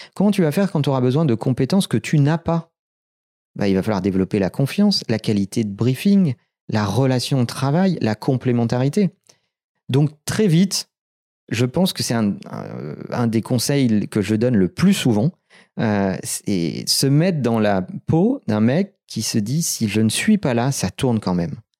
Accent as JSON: {"language": "French", "town": "Limoges", "region": "Nouvelle-Aquitaine", "country": "France", "tie": "born or raised there", "moved": "as an adult", "lives_now": "Paris, France", "said": "Je suis né à Limoges, on a démarré à Limoges, le siège français reste à Limoges"}